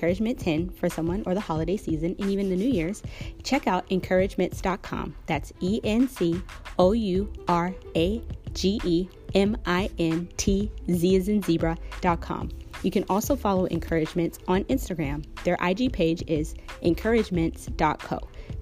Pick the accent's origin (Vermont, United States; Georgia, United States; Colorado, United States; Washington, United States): Washington, United States; Seattle; my hometown, Seattle, Washington